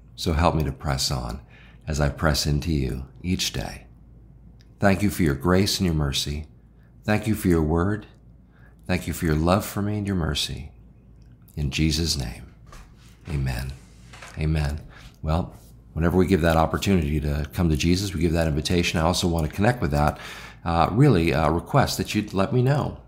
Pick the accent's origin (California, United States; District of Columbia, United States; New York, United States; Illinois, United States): Illinois, United States; also born or lived in the South (US); now in Southern United States, United States; I'm from Illinois.